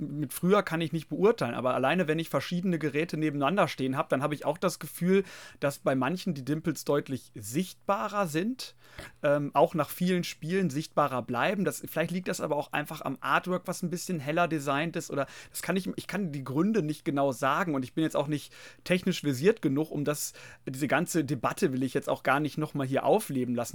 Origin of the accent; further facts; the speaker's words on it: Germany; wir Deutschen